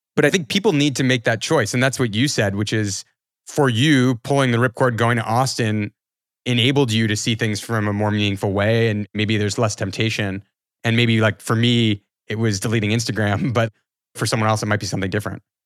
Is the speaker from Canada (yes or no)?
yes; Canada; I'm Canadian